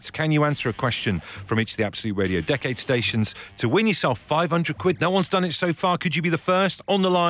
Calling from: Essex, East of England, United Kingdom; I'm calling from Essex.

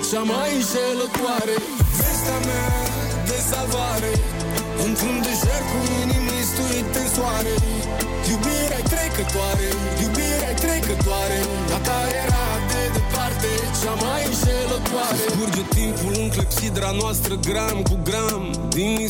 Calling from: Constanța, Constanța County, Romania; din Constanța și aș vrea foarte mult să o puneți

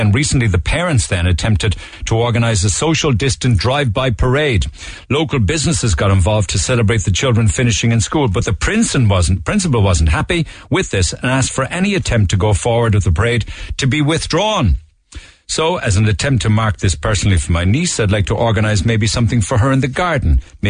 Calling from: Crosshaven, County Cork, Ireland; moved away as an adult; I listen every day in Minnesota. I'm from Crosshaven, and I came to Duluth, Minnesota in 83 when I was 20 years old. I'm 57 now.

